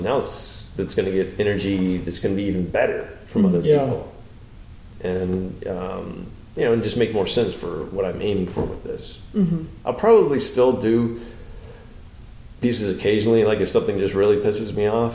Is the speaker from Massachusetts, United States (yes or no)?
no; Florida, United States; now in Los Angeles, United States; I'm from Florida